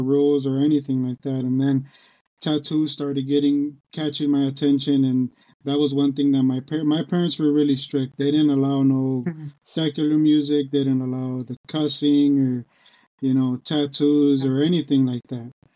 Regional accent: Detroit, Michigan, United States; also born or lived in Texas / Grand Rapids, Michigan; I am from Michigan. I was born in Detroit

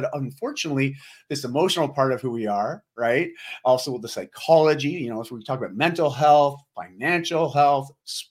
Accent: Ontario, Canada; moved away as an adult; now in Vancouver, Canada; I grew up just outside of Toronto, Ontario, so the eastern side of Canada, or more mid-east, and moved up to Vancouver when I was 18 after I graduated high school.

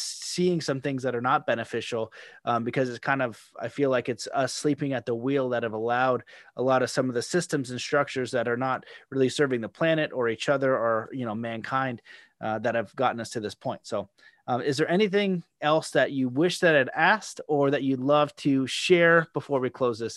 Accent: Canada; as a Canadian

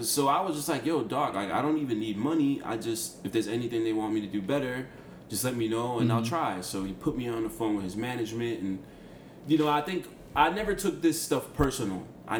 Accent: Boca Chica, Distrito Nacional, Dominican Republic; Fun fact, we're both from Boca Chica.

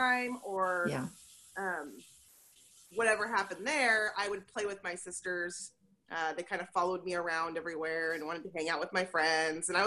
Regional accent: Portland, Oregon, United States; I grew up in Portland, so that's fun. Grew up in Portland and went to Reynolds High School

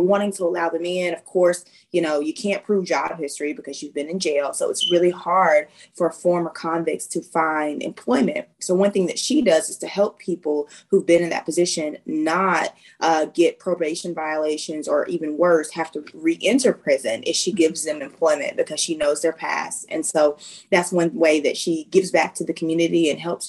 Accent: Arkansas, United States; moved away as an adult; I am originally from Arkansas, even though military life finds me all across the world.

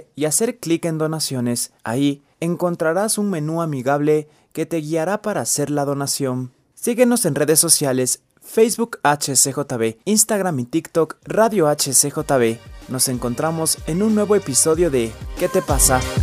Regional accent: Ecuador; also born or lived in Mexico City, Mexico; nací en Ciudad de México, pero he vivido desde muy pequeño aquí en Ecuador.

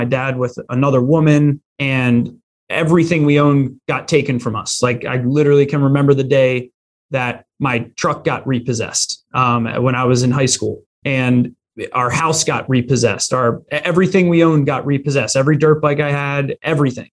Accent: Philadelphia, Pennsylvania, United States; I grew up right in the Philly area

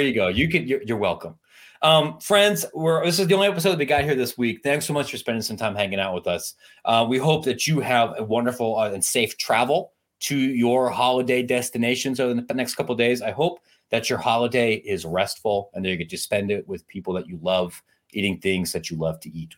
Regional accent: Ohio, United States; moved away; Ohio the place of my birth, the place where I grew up

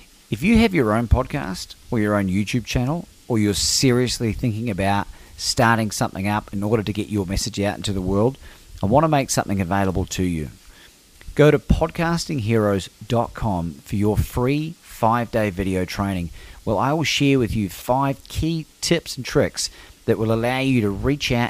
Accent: New Zealand; moved away as an adult; now in Melbourne, Australia; I'm not from here originally. I'm from New Zealand, but I've been here for 19 years in December.

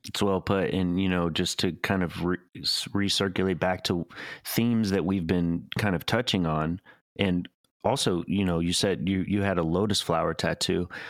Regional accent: Chattanooga, Tennessee, United States; I grew up in Chattanooga, Tennessee

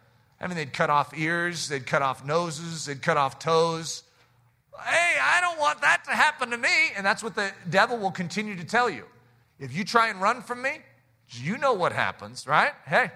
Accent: United States; as American Christians

